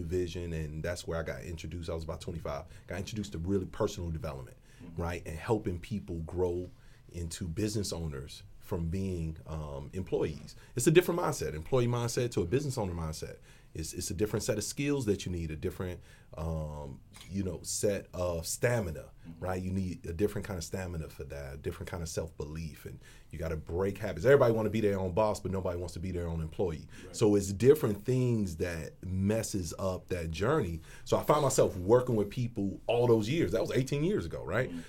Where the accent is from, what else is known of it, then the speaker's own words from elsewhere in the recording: Chicago, Illinois, United States; now in Arizona, United States; Coming from the west side of Chicago, I'm from Independence and Flournoy, Lawndale community.